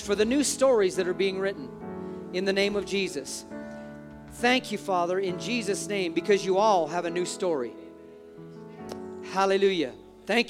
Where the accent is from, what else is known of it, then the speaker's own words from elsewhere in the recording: United States; We are Americans